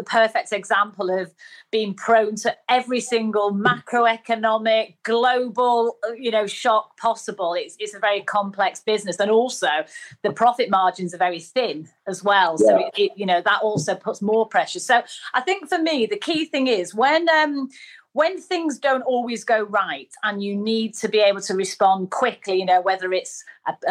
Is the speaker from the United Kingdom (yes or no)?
yes; Manchester, North West England, United Kingdom; accent: northerner; you can probably tell from my dulcet tones, I am a northerner. So I was brought up in Manchester